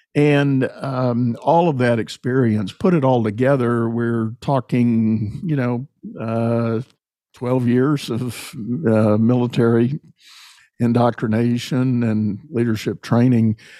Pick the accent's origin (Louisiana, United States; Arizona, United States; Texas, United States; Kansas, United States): Texas, United States; San Antonio; as a young child, I grew up in San Antonio